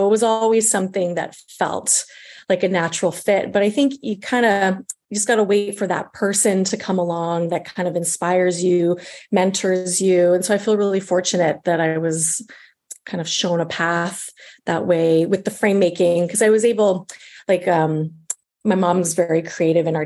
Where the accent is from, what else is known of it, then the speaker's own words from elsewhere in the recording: Regina, Saskatchewan, Canada; moved away as an adult; also born or lived in Coquitlam, British Columbia; now in Vancouver, Canada; I'm from Regina, Saskatchewan.